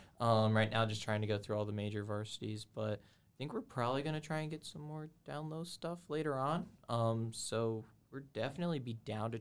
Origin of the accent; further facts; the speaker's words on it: the South, United States; moved away; I'm from the South, so none of my food is up here.